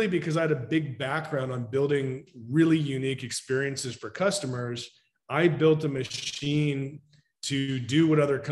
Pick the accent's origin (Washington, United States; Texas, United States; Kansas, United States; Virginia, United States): Washington, United States; Woodinville; I grew up in Woodinville, went to Woodinville High School